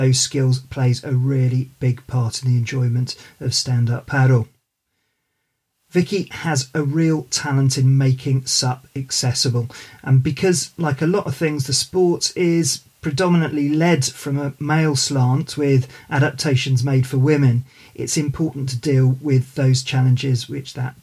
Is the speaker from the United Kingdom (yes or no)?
yes; United Kingdom; we're both British born